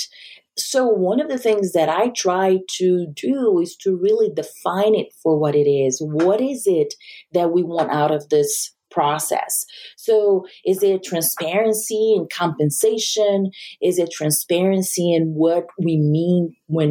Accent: Brazil; also born or lived in Japan; now in United States; I am not from the U.S. I grew up in Brazil and I lived in Japan.

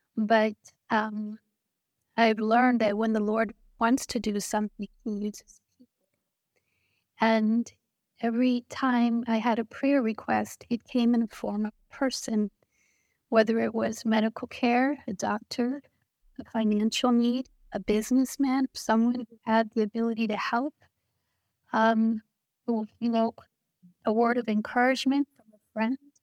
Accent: Florida, United States; moved away as an adult; also born or lived in New Jersey / Puerto Rico; now in Haiti; I grew up in Florida, uh, when I was younger, I lived in Puerto Rico

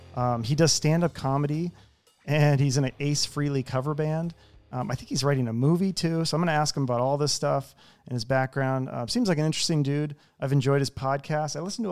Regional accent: Seattle, Washington, United States; No, I'm from Seattle.

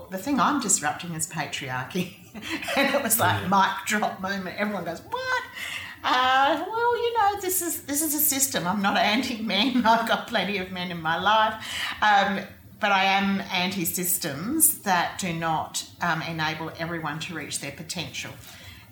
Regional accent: South Australia, Australia; also born or lived in Streaky Bay, South Australia / Papua New Guinea / United Kingdom; I grew up here mostly in South Australia, although I was born in Streaky Bay when my mum and dad were young teachers

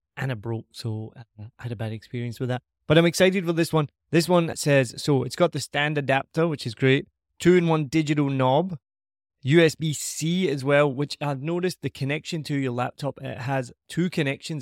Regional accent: Scotland, United Kingdom; accent: Scottish; my Scottish accent

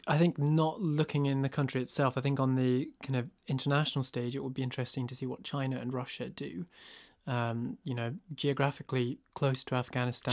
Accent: northeast Scotland, United Kingdom; I grew up in a rural village in northeast Scotland.

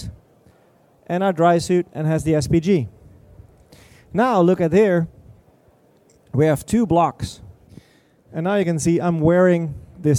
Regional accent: Denmark; I'm from Denmark

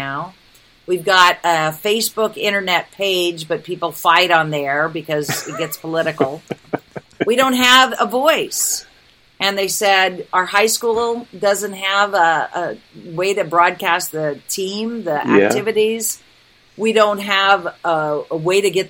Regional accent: Reedsport, Oregon, United States; moved away; I went to my hometown. I don't own property there anymore. We sold my parents' house when they passed. But I go back every year. Reedsport is this weird little tiny community in the middle of nowhere on the Oregon coast

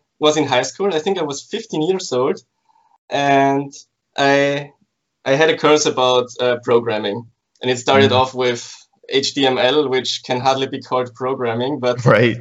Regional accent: Graz, Styria, Austria; I'm from Graz, which is the second biggest city in Austria, in Central Europe

